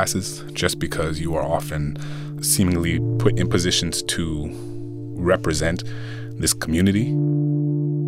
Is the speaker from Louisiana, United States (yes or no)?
yes; New Orleans, Louisiana, United States; I grew up in New Orleans.